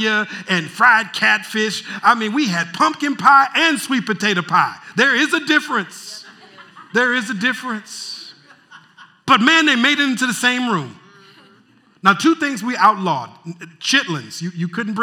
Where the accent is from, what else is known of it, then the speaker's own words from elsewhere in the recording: Minneapolis, Minnesota, United States; moved away; I'm from Minneapolis originally